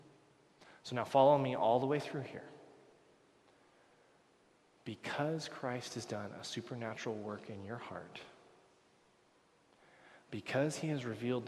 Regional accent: United States; moved away as an adult; now in Canada; I'm an American I'm becoming a Canadian

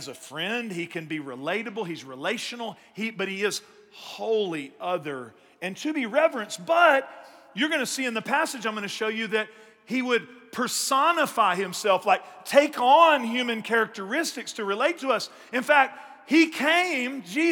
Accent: East Texas, United States; I grew up in East Texas

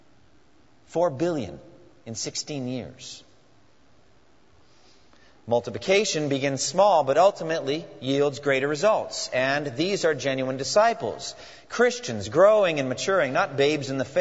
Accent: New England, United States; moved away; I was raised in New England

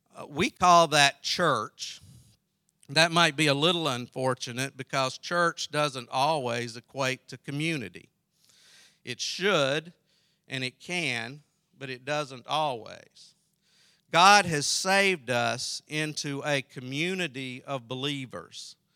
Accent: South Carolina, United States; I grew up in South Carolina

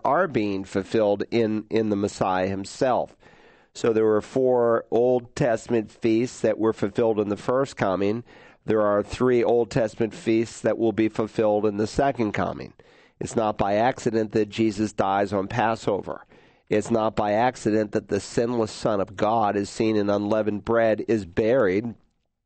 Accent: New England, United States; moved away; when I was growing up in New England

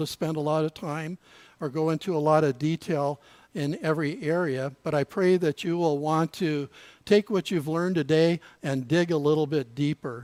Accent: Pomona, California, United States; moved away; also born or lived in San Fernando Valley / Oregon coast / Canada; My wife and I grew up in Pomona, attended Pomona First Baptist Church

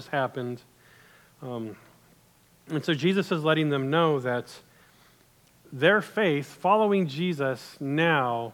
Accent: United States; as an American

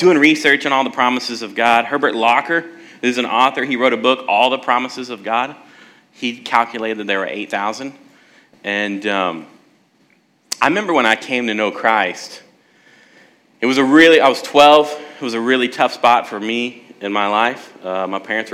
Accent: South Texas, United States; moved away; also born or lived in San Antonio / Alaska; I'm from Texas, South Texas

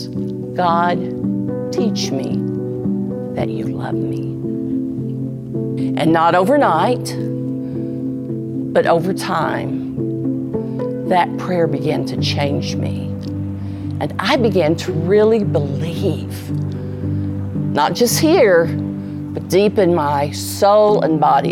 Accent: Oklahoma City, Oklahoma, United States; I'm from Oklahoma City.

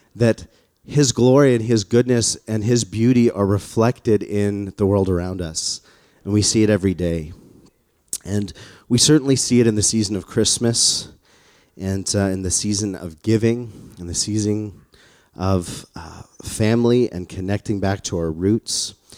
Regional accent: Calgary, Alberta, Canada; born or raised there; moved away

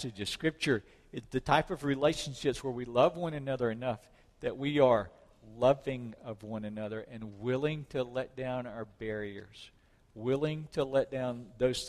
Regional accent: South Mississippi, United States; When I was a kid, growing up in South Mississippi, we had church people and heathens

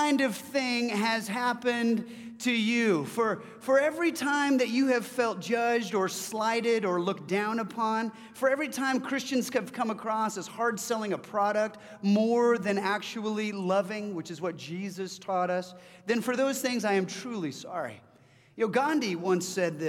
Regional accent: California, United States; moved away as an adult; now in Washington, United States; I'm from California. I moved up here about 13 years ago.

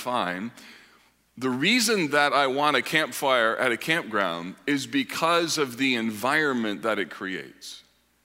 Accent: Grand Rapids and Kalamazoo, Michigan, United States; moved away as an adult; also born or lived in Holland, Michigan; now in Indianapolis, United States; My wife and I grew up in Grand Rapids and Kalamazoo.

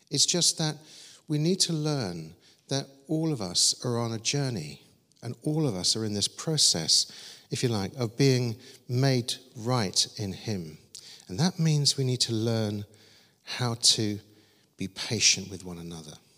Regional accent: Croydon, London, United Kingdom; I was growing up in Croydon with my sister Julie

